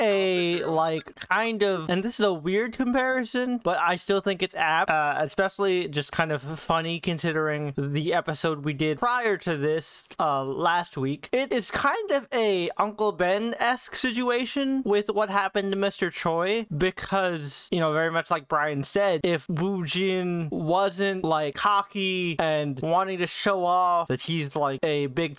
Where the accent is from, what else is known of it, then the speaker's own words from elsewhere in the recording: Philippines; Not just because I'm Filipino, but because Pacquiao went from this poor kid in the Philippines